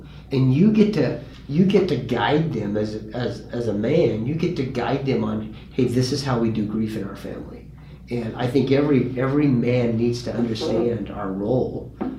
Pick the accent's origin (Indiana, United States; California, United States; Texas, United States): California, United States; I'm like, dude, I came from California.